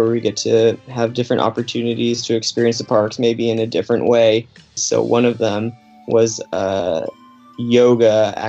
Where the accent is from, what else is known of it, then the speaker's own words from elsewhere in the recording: California, United States; moved away as an adult; now in Central Florida, United States; I am actually originally from California